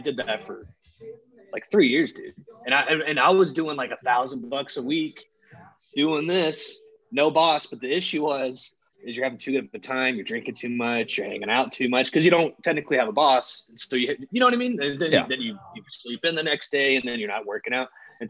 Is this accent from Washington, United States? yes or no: no; Charleston, South Carolina, United States; also born or lived in Nashville; I'm from Charleston, but I used to live in Nashville too.